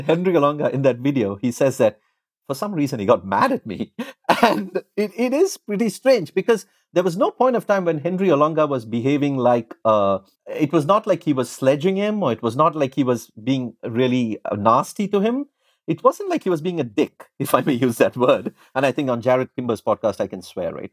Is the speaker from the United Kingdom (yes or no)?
no; India; when I was growing up in India